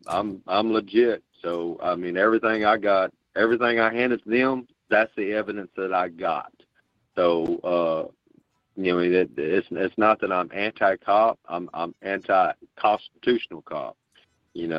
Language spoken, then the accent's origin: English; Southeast Texas, United States; I'm from Texas, out here in Southeast Texas